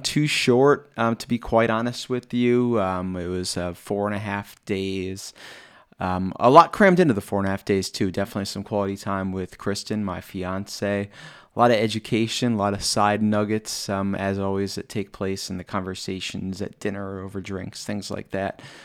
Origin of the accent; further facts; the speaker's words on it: State College, Pennsylvania, United States; I'm from State College, Pennsylvania, which is about four and a half hours away